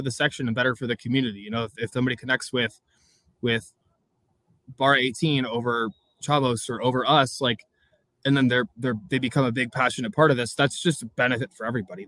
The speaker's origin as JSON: {"language": "English", "area": "North County", "region": "California", "country": "United States", "tie": "born or raised there", "said": "I'm born and raised in North County"}